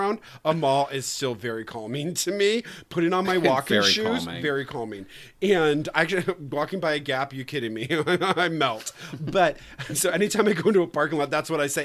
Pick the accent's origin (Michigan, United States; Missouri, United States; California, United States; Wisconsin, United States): Michigan, United States; I'm from Michigan